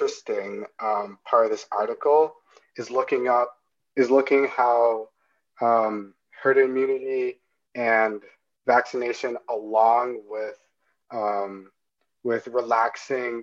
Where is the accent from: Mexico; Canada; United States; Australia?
Canada; as a Canadian